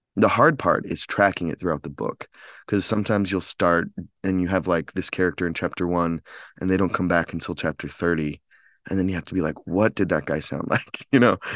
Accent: Chicago, Illinois, United States; moved away as an adult; now in Los Angeles, United States; I'm from Chicago, but I'm based in Los Angeles now

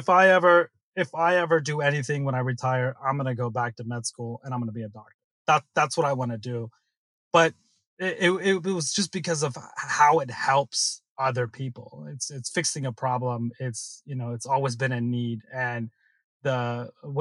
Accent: Silicon Valley, California, United States; growing up in Silicon Valley

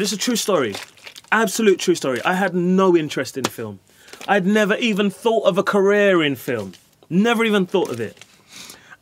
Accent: London, United Kingdom; I grew up in Hackney

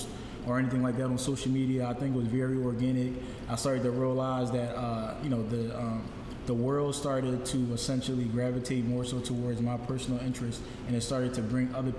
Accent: Philadelphia, Pennsylvania, United States; moved away as an adult; also born or lived in Liberia / Atlanta; now in Houston, United States; even though I was born in West Africa, a lot of my upbringing, 21 years of my upbringing, came from Philadelphia

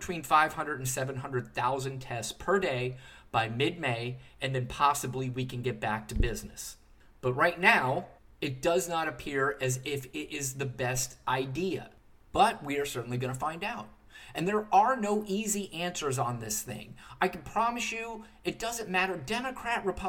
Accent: United States; I, as an American citizen

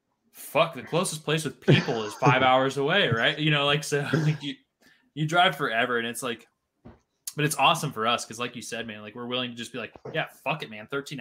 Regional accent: Midwest, United States

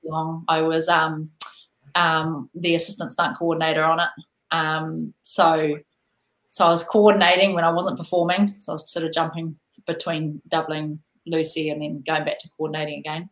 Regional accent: New Zealand; born or raised there

